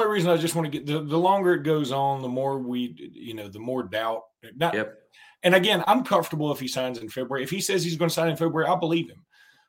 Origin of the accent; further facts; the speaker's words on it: Alexander City, Alabama, United States; you know I'm from Alexander City.